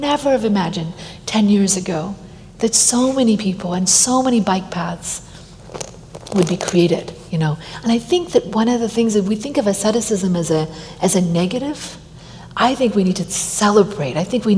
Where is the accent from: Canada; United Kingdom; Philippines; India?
India; Delhi; also born or lived in Washington, D.C. / California; now in United States; I'm an American. I come from California. I was born in India and raised in Delhi and Washington, D.C. And I feel like I've had bifocal lenses, you know, two different ways of growing up.